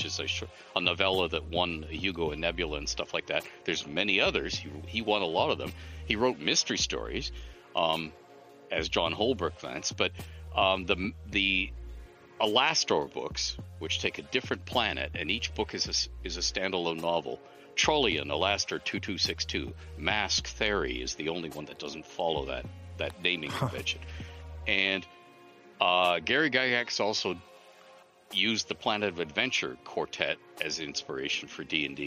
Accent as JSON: {"language": "English", "town": "Toronto", "region": "Ontario", "country": "Canada", "tie": "born or raised there", "said": "Toronto was my hometown"}